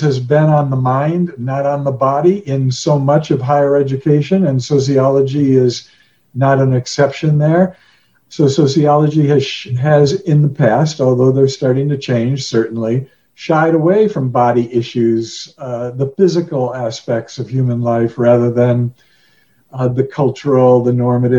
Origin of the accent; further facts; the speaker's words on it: Chicago, Illinois, United States; moved away; also born or lived in Colorado Springs, Colorado; I grew up in Chicago, went to school in the middle of the city to a high school that didn't have sports